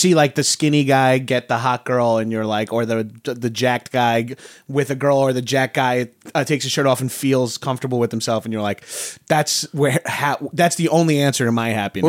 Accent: Long Island, New York, United States; moved away; I wasn't allowed to join a gym in my high school. I'm from Long Island

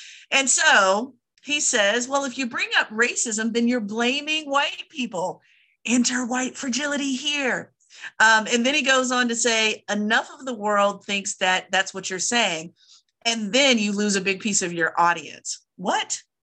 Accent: Virginia, United States; I have another hell nah, as usual, from my home state of Virginia

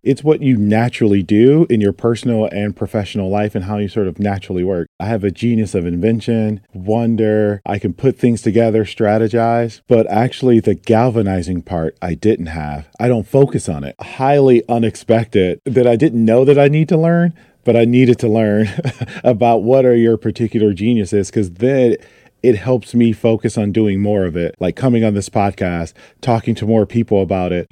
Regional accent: Toledo, Ohio, United States; moved away as an adult; also born or lived in Detroit, Michigan; I grew up in Toledo, Ohio, and then I moved to Detroit, Michigan to go to art school

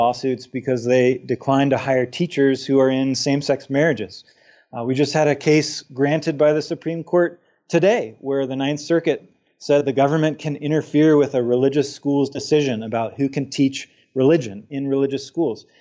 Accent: Utah, United States; my home state of Utah

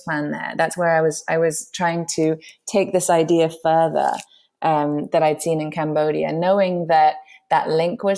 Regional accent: London, United Kingdom; moved away; also born or lived in New York; My background is I grew up in London

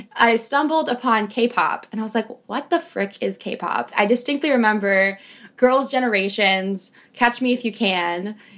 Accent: Los Angeles, California, United States; also born or lived in Manila, Philippines; I'm from Los Angeles, but I was born in Manila. So I do like to identify as I was not born in this country. This is why I'm this color.

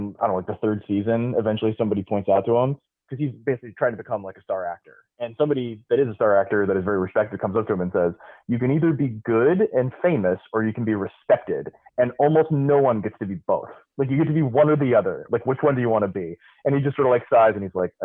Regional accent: Tampa, Florida, United States; I grew up in Tampa, and they were like the first team I had contact

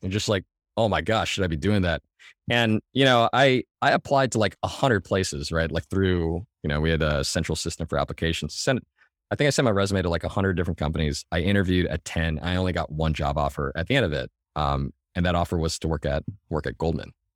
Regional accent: Mission Viejo, California, United States; Southern California, in Orange

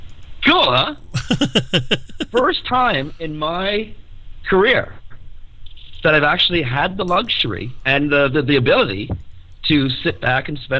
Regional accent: Ireland; I'm Irish, I know, yeah.

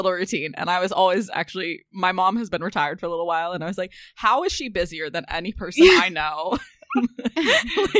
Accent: Massachusetts, United States; moved away as an adult; now in New York City, United States; I'm from Massachusetts

